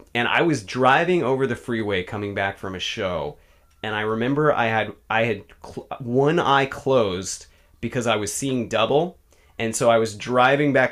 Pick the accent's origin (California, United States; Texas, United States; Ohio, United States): California, United States; Bay Area; also born or lived in East Bay / San Francisco; I grew up in the Bay Area